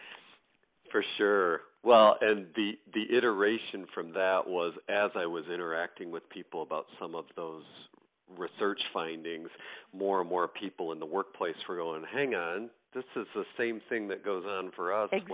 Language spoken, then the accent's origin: English; greater New York area, United States; moved away as an adult; now in Michigan, United States; I'm originally from the East Coast, um, New York, greater New York area, and currently live in the state of Michigan